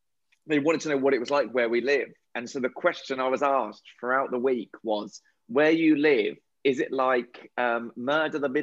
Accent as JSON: {"language": "English", "region": "England", "country": "United Kingdom", "said": "we're English"}